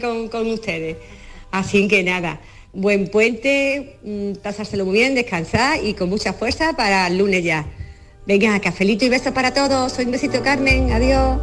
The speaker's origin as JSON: {"language": "Spanish", "town": "Carmona", "region": "Andalusia", "country": "Spain", "said": "venir a Carmona, que es mi pueblo"}